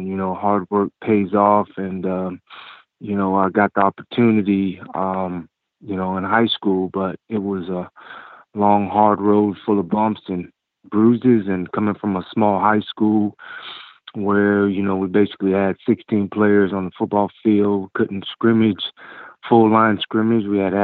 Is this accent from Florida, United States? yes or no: yes; Tallahassee, Florida, United States; Well, I'm from Tallahassee, of course, and my father was my high school football coach at FAMU High, where he was also dean of students